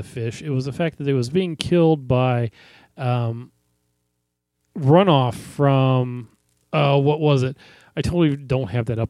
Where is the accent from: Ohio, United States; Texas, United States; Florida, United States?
Florida, United States; I'm from Florida.